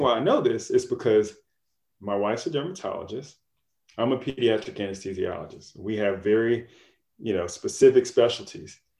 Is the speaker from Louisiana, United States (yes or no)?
yes; Louisiana, United States; moved away as an adult; also born or lived in Florida / Boston / New York; now in Detroit, United States; I'm originally from Louisiana, uh, born and raised there.